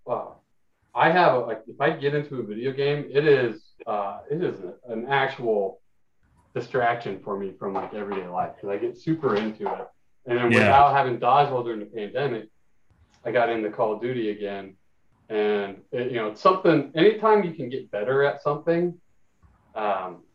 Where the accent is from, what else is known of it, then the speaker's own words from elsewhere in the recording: Indiana, United States; now in Los Angeles, United States; growing up in Indiana where I grew up with less tolerant and open minds